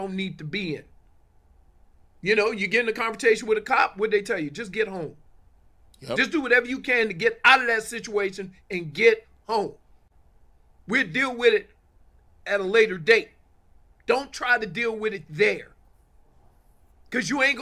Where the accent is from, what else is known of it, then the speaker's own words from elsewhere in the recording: New Orleans, Louisiana, United States; moved away; I grew up in the Ninth Ward of New Orleans. I left New Orleans